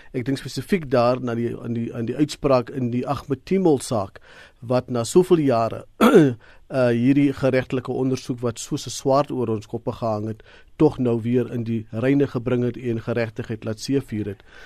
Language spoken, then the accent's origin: Afrikaans; South Africa; vir ons as Suid-Afrikaners